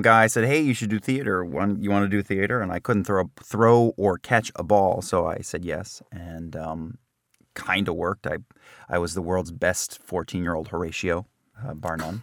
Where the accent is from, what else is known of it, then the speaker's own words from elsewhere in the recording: New Jersey, United States; I'm from New Jersey